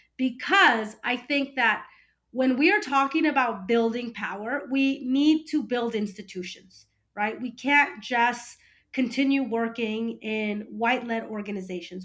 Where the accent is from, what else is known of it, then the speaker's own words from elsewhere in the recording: California, United States; also born or lived in Peru; I consider myself a first generation American